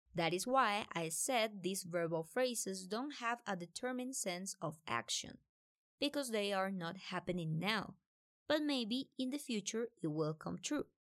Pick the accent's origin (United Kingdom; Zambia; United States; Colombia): Colombia; I'm from Colombia